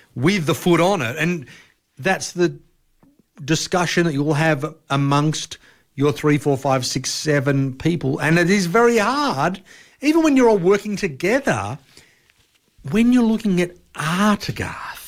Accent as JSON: {"language": "English", "country": "Australia", "said": "we're Australian"}